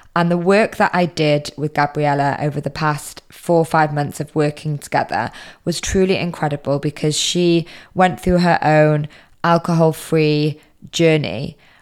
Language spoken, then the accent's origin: English; United Kingdom; moved away; I'm originally British